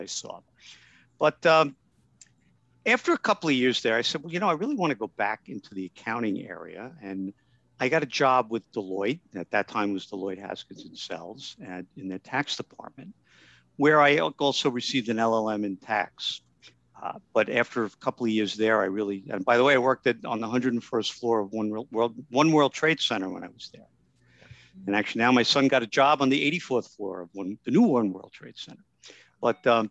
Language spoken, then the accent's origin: English; New York City, New York, United States; I was born in the Bronx and raised in the Bronx